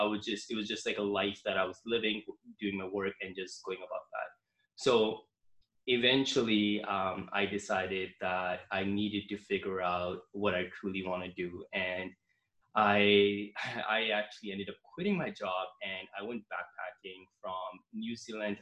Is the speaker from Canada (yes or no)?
yes; Canada; I'm from Canada